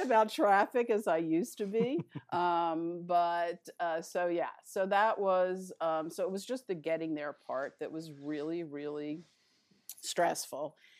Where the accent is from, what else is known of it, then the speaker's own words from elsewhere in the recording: Philadelphia, Pennsylvania, United States; moved away as an adult; also born or lived in New York City / Queens / Los Angeles; I was pretty much raised in Philadelphia